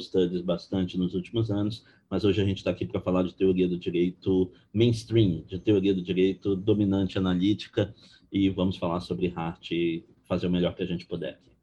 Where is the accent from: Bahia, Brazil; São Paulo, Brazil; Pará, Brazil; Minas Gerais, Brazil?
Pará, Brazil; Belém; moved away as an adult; now in Rio de Janeiro, Brazil; sou originário de Belém do Pará